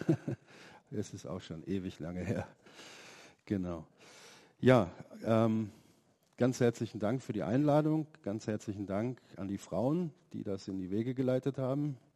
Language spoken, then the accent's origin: German; Germany; also born or lived in Slovenia; ich bin ähm, kein Deutscher, ich bin aus Slowenien und ähm, das hat auch mit der Westbahnhoffnung zu tun.